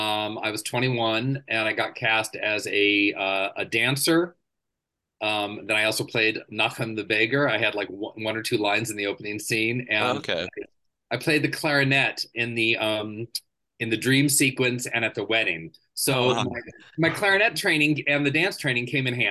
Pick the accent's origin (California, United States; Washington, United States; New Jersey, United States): California, United States; Burbank; also born or lived in La Cañada, California; I grew up in Southern California, La Cañada first, which is outside of LA, and then Burbank, where I graduated from high school out of Burbank and everything. So that's where I really grew up